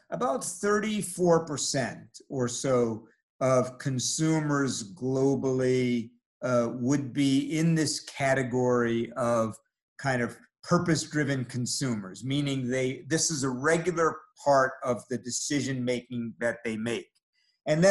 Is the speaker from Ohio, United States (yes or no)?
no; New York City, New York, United States; I grew up in New York City